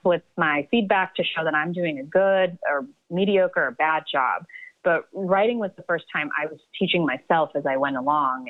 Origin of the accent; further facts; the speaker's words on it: Atlanta, Georgia, United States; moved away as an adult; also born or lived in Baroda, India / New Jersey; now in New York, United States; I was born in Baroda, India, and then we lived. My parents and I lived in New Jersey for a little bit, but most of my my childhood and upbringing was in Atlanta.